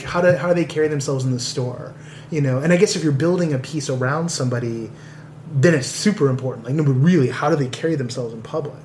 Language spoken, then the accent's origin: English; San Pablo, California, United States; now in Los Angeles, United States; growing up in the Bay Area and and growing up on like the wrong side of the tracks